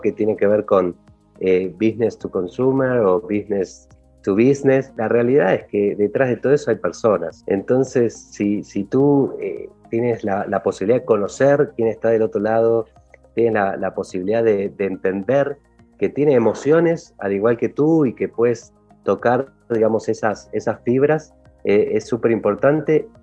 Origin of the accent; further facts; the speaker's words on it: Argentina; moved away as an adult; now in Mexico City, Mexico; soy argentino, se habrán dado cuenta un poco por la melodía de la voz y, y vivo aquí en Ciudad de México hace un poquito más de tres años